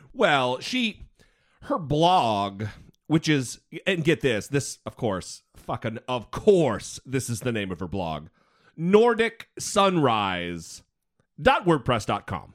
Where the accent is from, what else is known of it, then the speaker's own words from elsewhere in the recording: Idaho, United States; I grew up in Idaho.